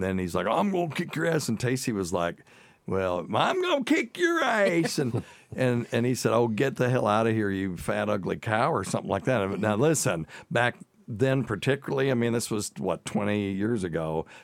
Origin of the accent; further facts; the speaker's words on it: the South, United States; accent: Southern; a lot of my Southern accent has creeped back, of course, because, you know, it's been 40 years since I went to college.